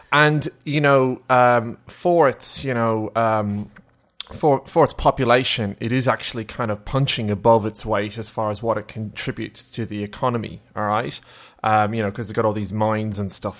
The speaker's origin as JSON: {"language": "English", "town": "Melbourne", "region": "Victoria", "country": "Australia", "said": "we're from Melbourne"}